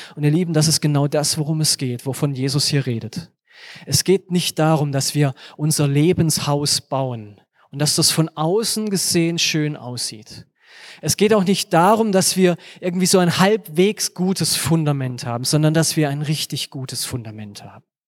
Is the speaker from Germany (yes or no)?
yes; Germany; wir als Deutsche